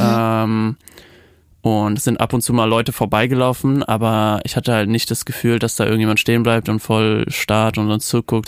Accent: Germany; accent: German accent (in English); mit deutschem Akzent

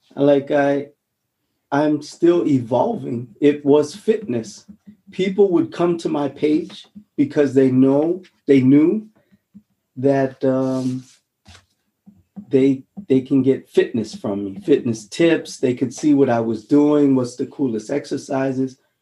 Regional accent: Honolulu, Hawaii, United States; now in Germany; I'm I'm from Hawaii, Honolulu, a little rock mm. called Aha, Oahu

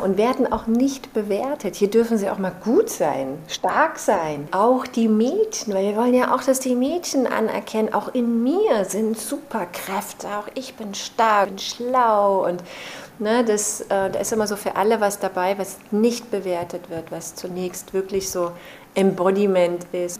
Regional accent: Chemnitz, Saxony, Germany; moved away; also born or lived in Berlin; in meiner Heimatstadt Chemnitz

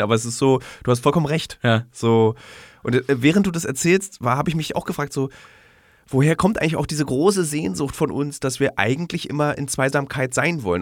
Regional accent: Berlin, Germany; in Berlin als Berliner

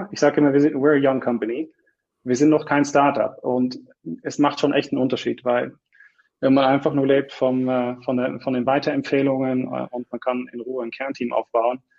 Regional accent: Netherlands; moved away as an adult; also born or lived in Munich, Germany; now in Switzerland; ich, ich komme aus den Niederlanden. Ich bin nach dem Studium bin ich äh, in München gelandet

